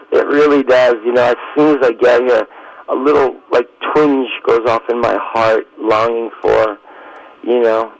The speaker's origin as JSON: {"language": "English", "town": "New York City", "region": "New York", "country": "United States", "tie": "born or raised there", "moved": "yes", "said": "I grew up in Queens, so I'm a Mets Jets guy"}